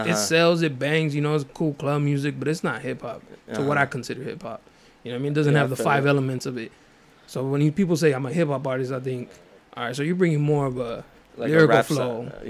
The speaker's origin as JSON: {"language": "English", "town": "National City", "region": "California", "country": "United States", "tie": "born or raised there", "said": "I'm from National City, too, right there on Plaza and Euclid."}